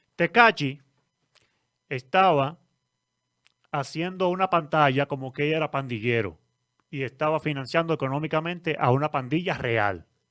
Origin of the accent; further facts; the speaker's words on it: Dominican Republic; nosotros mismos como dominicanos